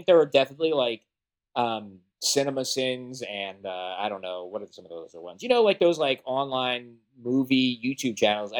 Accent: New Jersey, United States; I'm from New Jersey, so I grew up like idolizing Kevin Smith, loving Clerks. I was like 14 or 15.

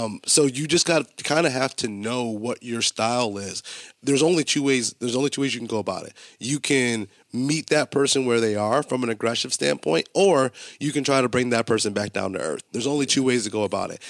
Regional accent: Buffalo, New York, United States; also born or lived in Colorado; growing up in Buffalo and going to college in Buffalo

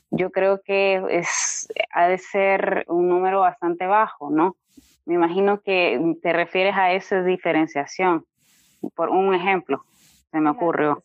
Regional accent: Honduras

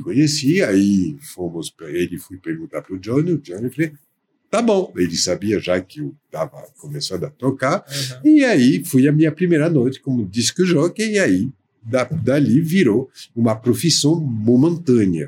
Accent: Paris, Île-de-France, France; Portuguese is a second language; moved away as an adult; also born or lived in São Paulo, Brazil; now in Brazil; de origem francesa, né? Uhum. nascida na França

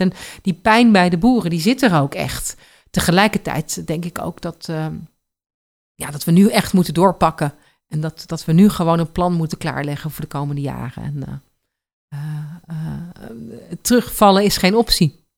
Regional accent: Netherlands; als Nederlander en ook als trotse Nederlander

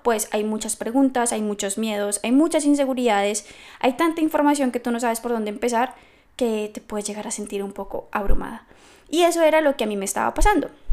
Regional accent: Bogotá, Colombia; moved away as an adult; now in Scotland; soy colombiana, soy de Bogotá, pero llevo creo que 9, 10 años fuera del país

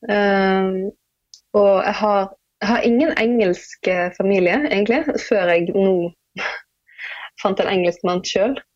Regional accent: Bergen, Vestland, Norway; Det er der jeg kommer fra, selv om dialekten min den, den fyker jo alle veier. Jeg har ingen fast dialekt lenger.

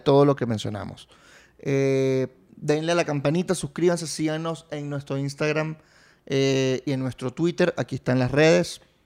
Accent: Venezuela; also born or lived in Italy; mi país, Venezuela y sus playas. En el 92, mis papás llegaron el 7 de febrero del 92

